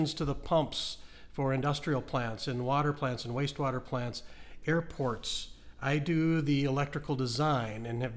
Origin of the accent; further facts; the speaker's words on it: Fargo, North Dakota, United States; I did grow up in Fargo, mm-hmm. in central Fargo